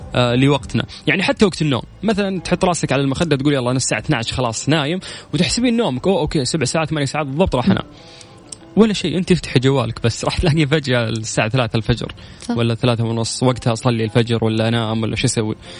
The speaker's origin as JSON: {"language": "Arabic", "country": "Saudi Arabia", "said": "عندنا في السعوديه"}